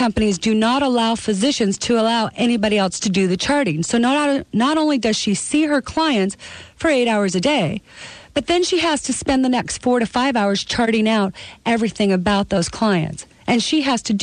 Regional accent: Canada; now in United States; I was born in the country of Canada. But in 1983, I took out my citizenship and became a United States citizen

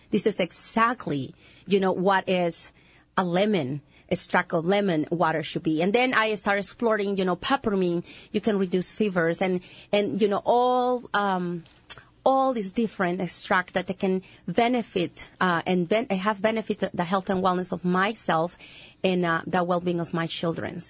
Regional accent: Honduras; English is a second language; moved away; I'm from Honduras.

